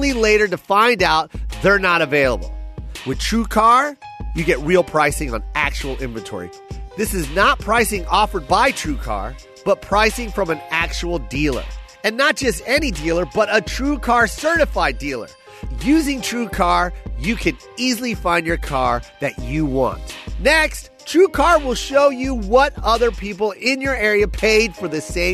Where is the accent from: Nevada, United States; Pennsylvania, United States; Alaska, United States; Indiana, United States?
Nevada, United States; Las Vegas; I'm from Vegas